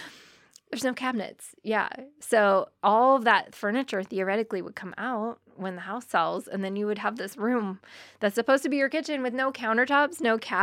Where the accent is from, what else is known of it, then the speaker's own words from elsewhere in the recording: Burbank, California, United States; now in Humboldt, United States; which is where I grew up in Southern California, in Burbank. And it's so cookie cutter.